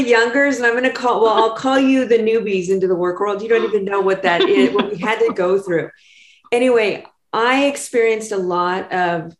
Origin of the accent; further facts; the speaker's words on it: Los Angeles, California, United States; moved away as an adult; now in San Diego, United States; I grew up in Los Angeles and I moved down here to finish my undergrad and I stayed